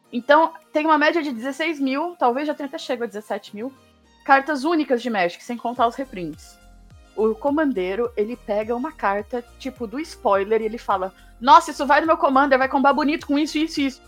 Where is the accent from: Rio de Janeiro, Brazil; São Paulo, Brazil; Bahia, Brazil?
São Paulo, Brazil; Santos; moved away as an adult; also born or lived in Botucatu, São Paulo; Eu sou de Santos, eu nasci, eu cresci, nasci e cresci em Santos, no litoral de São Paulo, até os 20 anos de idade.